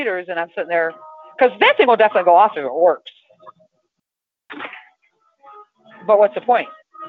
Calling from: Toledo, Ohio, United States; I'm in Toledo, Ohio.

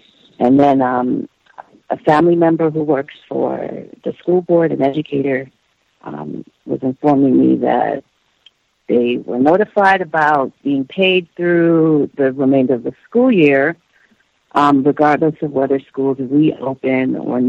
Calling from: Florida, United States; I'm calling from Florida.

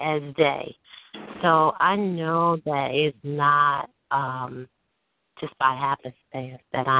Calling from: Chicago, Illinois, United States; I'm calling from Chicago.

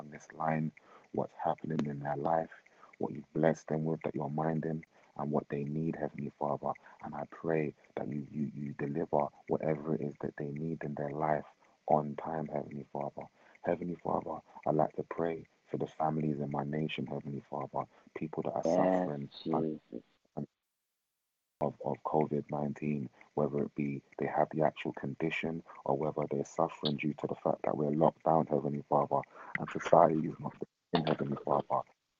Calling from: London, United Kingdom; I'm calling from London.

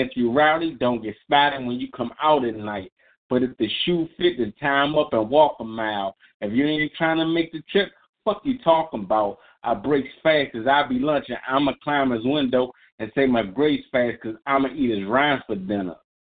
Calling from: Maryland, United States; this is your boy … from Unscripted, and I'm calling from Maryland.

